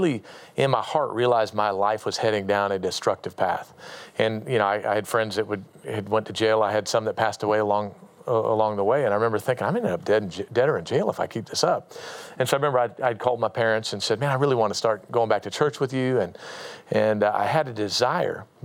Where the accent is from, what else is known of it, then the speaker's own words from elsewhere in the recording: Anchorage, Alaska, United States; I grew up in Anchorage, Alaska, born and raised up there